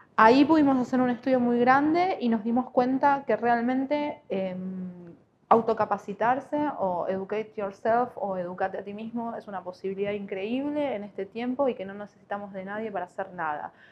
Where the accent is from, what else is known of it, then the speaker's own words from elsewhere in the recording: Buenos Aires, Argentina; moved away as an adult; now in Neuquén, Argentina; Yo no soy de acá, soy de Buenos Aires. Vine en el 2010.